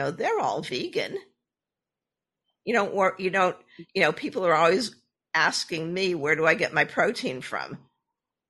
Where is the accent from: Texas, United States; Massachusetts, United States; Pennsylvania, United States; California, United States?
Massachusetts, United States; Boston; I was born and raised in the Boston area.